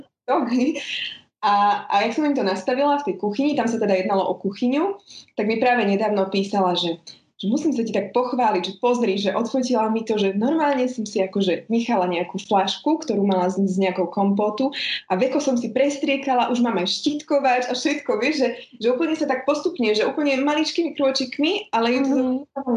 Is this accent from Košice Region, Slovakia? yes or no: yes; Spišská Nová Ves, Košice Region, Slovakia; now in Bratislava, Slovakia; pôvodom som teda zo Spišskej Novej Vsi, ale už dlhodobo žijem v Bratislave